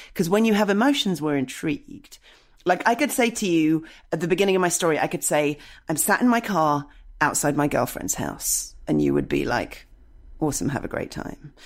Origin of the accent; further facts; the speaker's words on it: United Kingdom; as a British person, I've been taught to never have feelings.